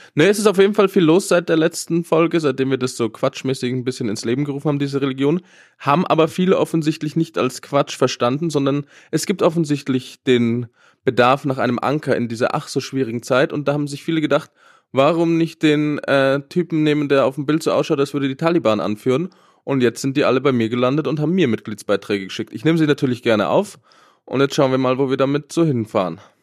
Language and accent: German; Germany; wir Deutschen